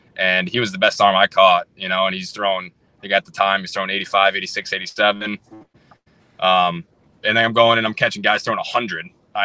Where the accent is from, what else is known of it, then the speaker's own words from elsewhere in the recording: Wisconsin, United States; Go back to the question you asked me before, like growing up in Wisconsin too, especially to come out of the draft in Wisconsin, like there wasn't a whole lot, you know, I didn't have tons of exposure.